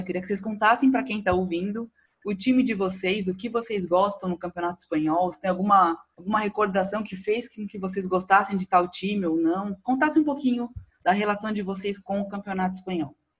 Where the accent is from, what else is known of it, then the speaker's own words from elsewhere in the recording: Brazil; como eu sou brasileiro